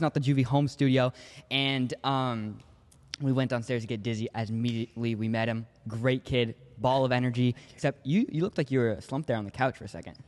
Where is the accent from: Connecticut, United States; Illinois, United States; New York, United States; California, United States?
California, United States; Los Angeles; now in Northern California, United States; I was born out here in L A, and since I moved up to Northern California